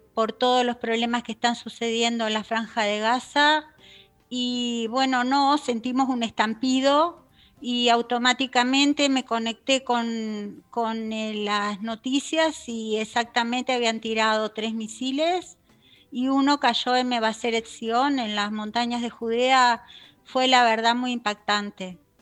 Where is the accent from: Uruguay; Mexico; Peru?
Uruguay; moved away as an adult; now in Israel; soy uruguaya. Nací en Uruguay.